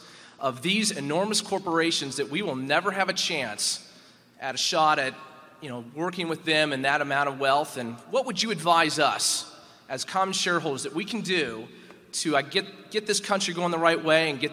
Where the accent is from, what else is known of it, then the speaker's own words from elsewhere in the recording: Chicago, Illinois, United States; Gentlemen … I'm from Chicago.